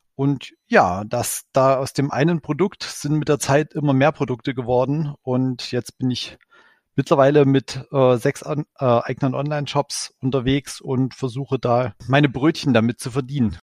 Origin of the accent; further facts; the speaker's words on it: Ore Mountains, Saxony, Germany; Ich komme äh, gebürtig selbst aus dem Erzgebirge